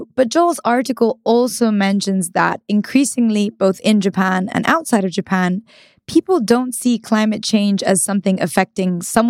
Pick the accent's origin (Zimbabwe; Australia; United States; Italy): Italy; northern Italy; So I'm from Northern Italy